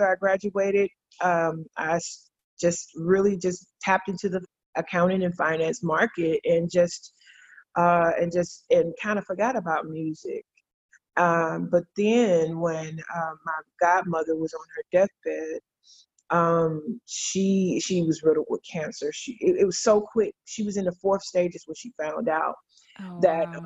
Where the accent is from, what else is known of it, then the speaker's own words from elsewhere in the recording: Douglas, Georgia, United States; I'm from a little small town called Douglas, Georgia, where the only thing that you can really do there is either play sports, sing in the choir